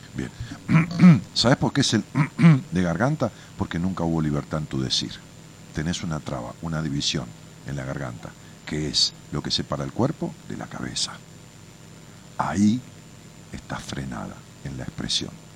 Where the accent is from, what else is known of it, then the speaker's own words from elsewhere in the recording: Ramos Mejía, Buenos Aires Province, Argentina; moved away as an adult; also born or lived in Haedo; now in Buenos Aires, Argentina; Yo nací en Raúl Mejía, ya que vos en Aedo, nací en la clínica Tachela de Aedo, este, y, viví en Raúl Mejía toda mi vida, hasta hace 7, 8 años que me mudé a la capital